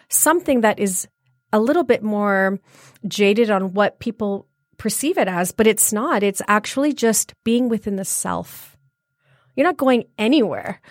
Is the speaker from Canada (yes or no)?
yes; Brampton, Ontario, Canada; moved away as an adult; also born or lived in Leicester, England; now in Michigan, United States; I was born in England, uh, Leicester, England, and, um, I came about, uh, forty-nine years ago to to Toronto, and I moved to Toronto, and I was raised in Toronto in a wonderful place called Brampton.